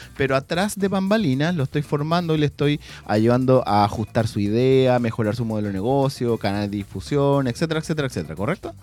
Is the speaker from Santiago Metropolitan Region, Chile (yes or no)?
no; San Pedro de la Paz, Biobío, Chile; toda la vida, nacido y criado, San Pedro de la Paz